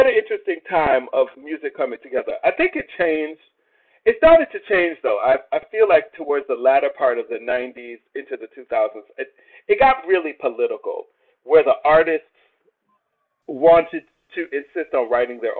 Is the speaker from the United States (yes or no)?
yes; New York, United States; being New Yorker